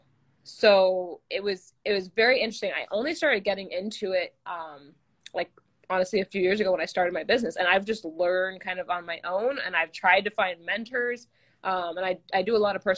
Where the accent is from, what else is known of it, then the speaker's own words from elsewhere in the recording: Manhattan Beach, California, United States; I'm from Manhattan Beach, California